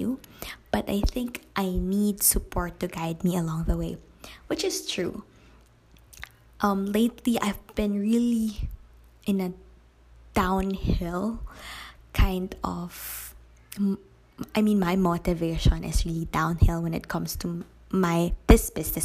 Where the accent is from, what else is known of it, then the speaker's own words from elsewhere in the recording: Philippines; Growing up in the province with lack of quality education